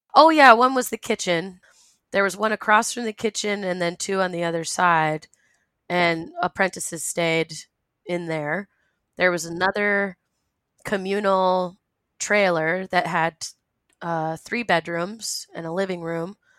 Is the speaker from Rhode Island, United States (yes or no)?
yes; Rhode Island, United States; I was born and raised in Rhode Island